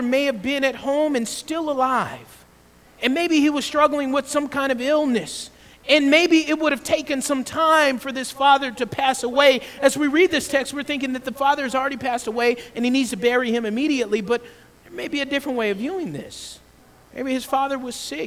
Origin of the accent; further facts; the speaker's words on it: Georgia, United States; I grew up in the South, in Georgia